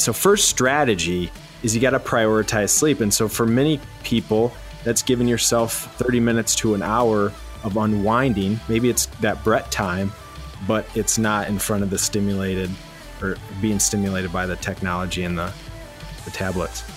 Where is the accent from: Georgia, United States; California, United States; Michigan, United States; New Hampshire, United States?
Michigan, United States; born and raised in Michigan